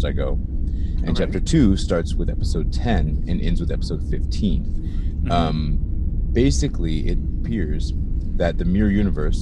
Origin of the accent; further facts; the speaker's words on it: United States; I'm American.